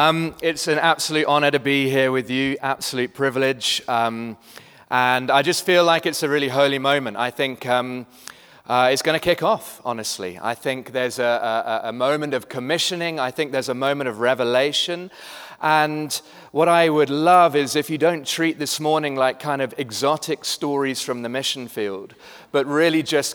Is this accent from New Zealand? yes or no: no; United Kingdom; now in Cape Town, South Africa; I am British, but have lived in Cape Town for the last 14 years. Slightly confused accent, if you're trying to place it, that's what it is.